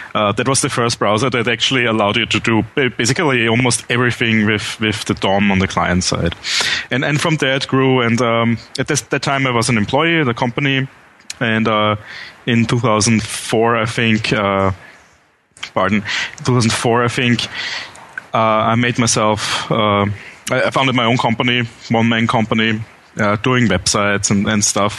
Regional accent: Vienna, Austria; English is a second language; I'm from Vienna, Austria, born and raised there. So pardon my accent

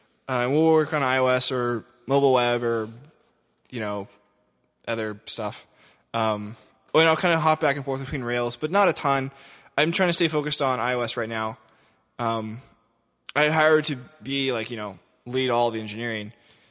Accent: Louisville, Kentucky, United States; Anyway, I grew up in Louisville.

